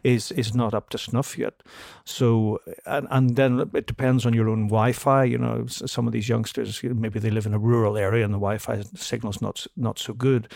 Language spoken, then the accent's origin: English; Belfast, Northern Ireland, United Kingdom; moved away as an adult; also born or lived in London; I came from Belfast where we just, we had the, the conflict and everything